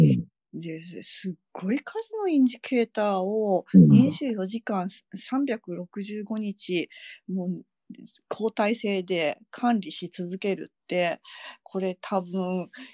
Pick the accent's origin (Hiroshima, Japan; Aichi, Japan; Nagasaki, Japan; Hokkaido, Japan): Hiroshima, Japan; now in Iwaki, Japan; 自分広島で育ってるから